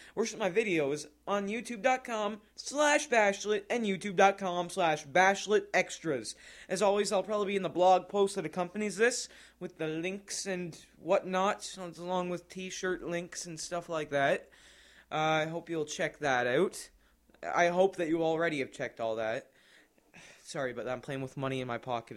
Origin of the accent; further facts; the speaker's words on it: Canada; I'm from Canada